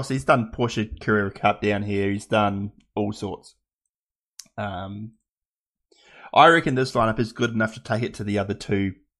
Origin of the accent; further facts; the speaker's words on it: New Zealand; that's not being Kiwi biased.